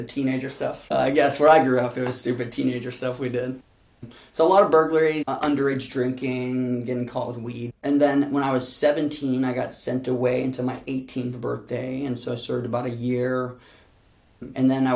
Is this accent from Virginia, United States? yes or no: no; Chicago, Illinois, United States; I grew up in Chicago with my mom, dad, and my twin sisters until I was 11